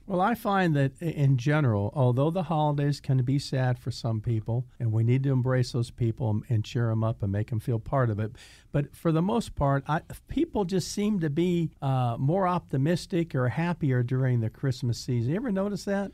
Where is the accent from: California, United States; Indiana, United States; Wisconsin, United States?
Indiana, United States; I'm from Indiana, and when I was a little boy, of course, we're talking about, like, sixty years ago, okay, when I was a little boy, in Indiana